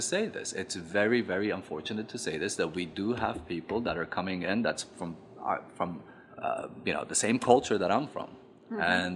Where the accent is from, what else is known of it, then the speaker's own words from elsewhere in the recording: Afghanistan; moved away; growing up in Afghanistan in the 70s